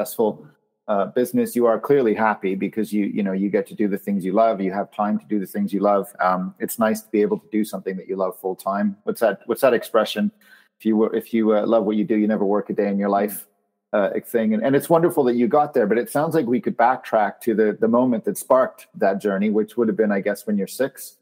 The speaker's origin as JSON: {"language": "English", "country": "Canada", "tie": "born or raised there", "said": "I grew up in Canada, and our school competed at Epcot Center in Florida"}